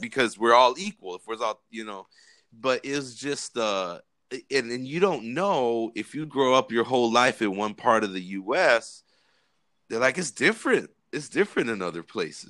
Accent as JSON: {"language": "English", "region": "California", "country": "United States", "tie": "born or raised there", "said": "we grew up in California"}